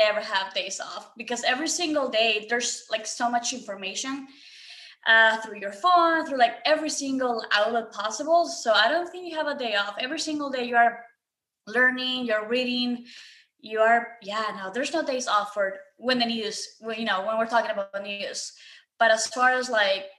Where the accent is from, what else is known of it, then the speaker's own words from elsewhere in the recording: Ecuador; now in United States; I'm next to Colombia. I'm from Ecuador